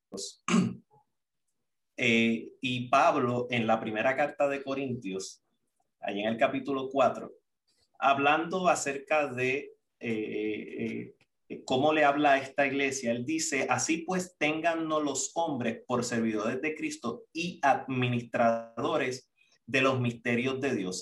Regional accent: Puerto Rico; moved away as an adult; also born or lived in Costa Rica; cuando salí de Puerto Rico, recuerdo para allá, para el 2006

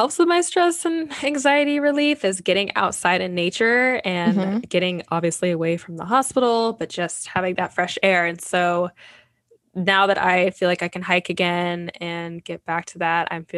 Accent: Indiana, United States; moved away; I'm from Indiana

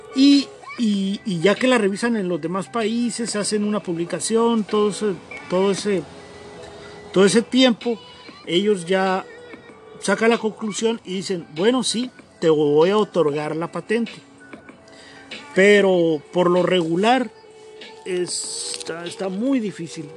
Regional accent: Mexicali, Baja California, Mexico; yo soy de aquí de Mexicali

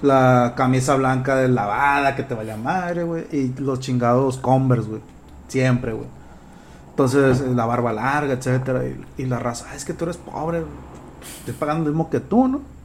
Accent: Culiacán, Sinaloa, Mexico; also born or lived in Choix; mi mundo nada más era Culiacán

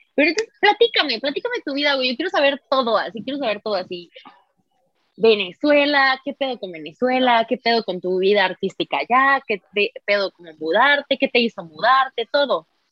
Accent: San Luis Potosí, Mexico; moved away as an adult; yo me salí de San Luis en el 2016

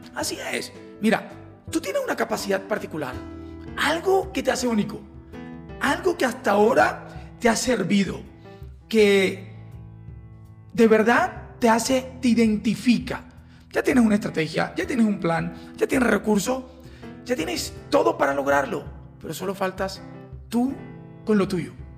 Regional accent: Colombia; como colombianos

